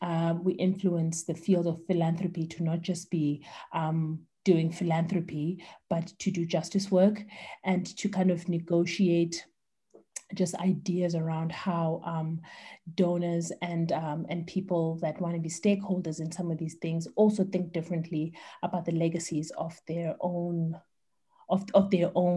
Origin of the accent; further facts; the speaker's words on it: East London, Eastern Cape, South Africa; now in Cape Town, South Africa; I was born in East London. I live in Cape Town with my beautiful family